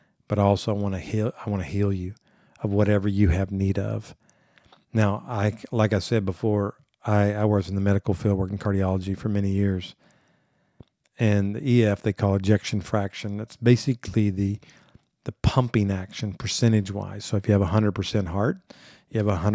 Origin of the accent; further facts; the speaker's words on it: Corpus Christi, Texas, United States; I grew up in South Texas